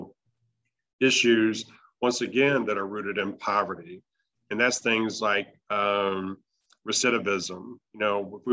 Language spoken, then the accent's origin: English; Aiken, South Carolina, United States; now in New Orleans, United States; I'm originally from South Carolina, a little town called Aiken